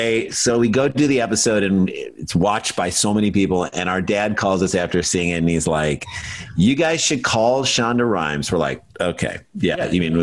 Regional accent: St. Louis, Missouri, United States; We're from St. Louis.

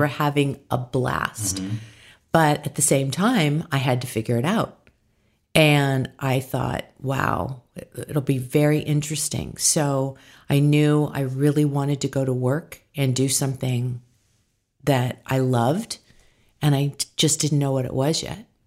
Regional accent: San Diego, California, United States; now in Hidden Hills, United States; I was born in San Diego, California

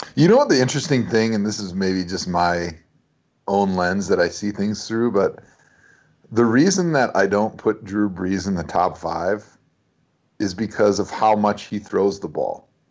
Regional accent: Wisconsin, United States; growing up in Wisconsin

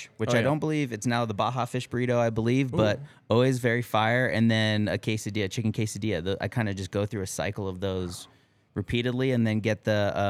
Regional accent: Boulder, Colorado, United States; Went to Fairview High School in Boulder, Colorado, South Boulder.

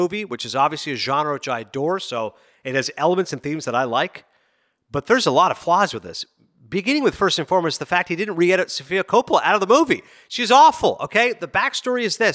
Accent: Toronto, Ontario, Canada; I'm from Toronto

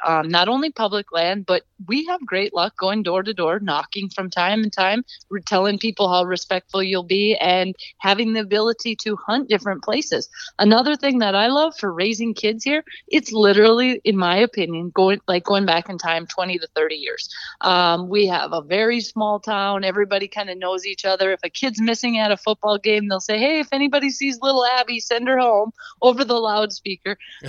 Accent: Minnesota, United States; now in South Dakota, United States; Well, I was originally a Minnesota girl. I grew up in Minnesota. That's where my family is.

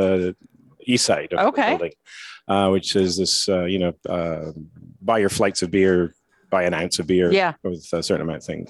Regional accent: Scottish Highlands, Scotland, United Kingdom; moved away as an adult; also born or lived in Jordan / New York, United States; now in Las Vegas, United States; originally I'm from Scotland, up in the Highlands. Worked in the hotel business over there for a few years. Then moved to Jordan

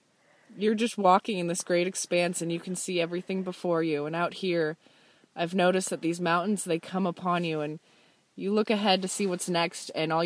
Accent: Southern California, United States; I'm from California, Southern California.

